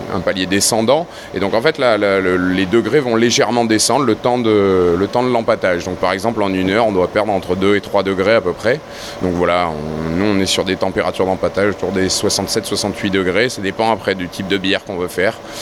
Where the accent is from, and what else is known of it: Toulon, Provence-Alpes-Côte d'Azur, France